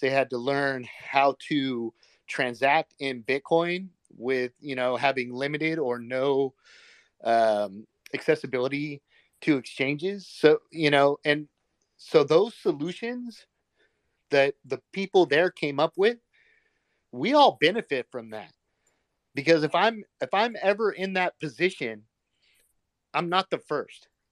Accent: United States; as an American

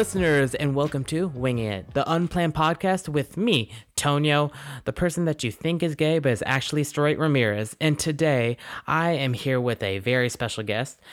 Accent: Glen Allen, Virginia, United States; also born or lived in Suffolk, Virginia; I've lived in this, like, area, Glen Allen, for my entire life

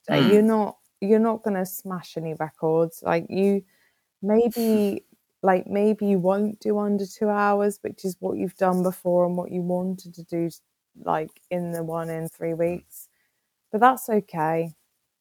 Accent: Kent, South East England, United Kingdom; now in Jersey; I'm from Kent

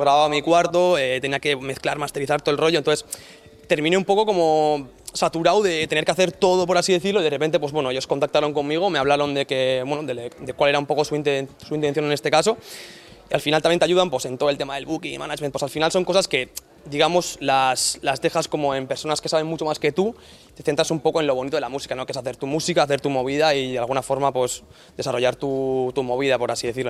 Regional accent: Yartun, Basque Country, Spain; un chaval de 25 años de Yartun

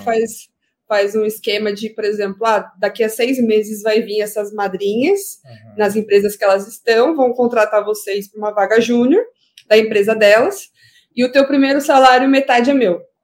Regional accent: São Paulo, Brazil; eu fui criada na, no Jardim Iporanga, que fica na Zona Sul, fica bem próximo ali ao Grajaú.

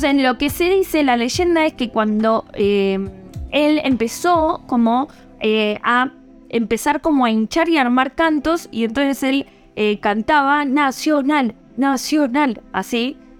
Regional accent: Argentina; como buena argentina

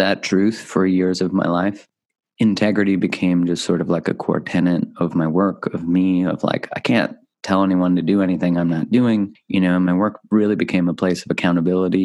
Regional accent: Canada; I grew up in Canada

